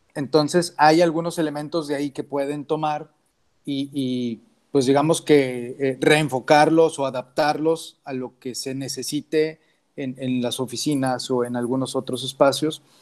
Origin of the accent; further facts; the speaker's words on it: Mexico; como mexicanos